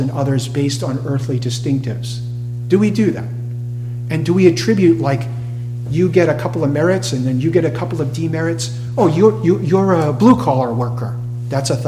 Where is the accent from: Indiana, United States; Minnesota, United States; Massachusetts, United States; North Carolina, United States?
Massachusetts, United States; Cape Cod; I grew up on Cape Cod for many years